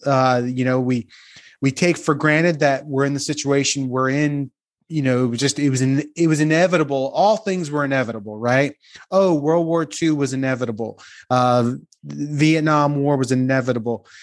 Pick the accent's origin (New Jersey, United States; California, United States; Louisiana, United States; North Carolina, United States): New Jersey, United States; just outside of Atlantic City; I'm from just outside of Atlantic City